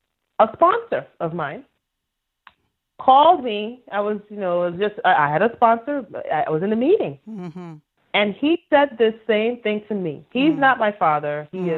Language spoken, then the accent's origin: English; Iowa, United States; So when we were younger, I grew up in Iowa, okay?